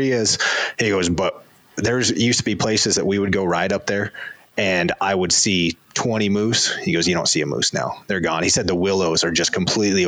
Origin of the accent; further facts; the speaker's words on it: Cody, Wyoming, United States; I grew up outside of Cody, Wyoming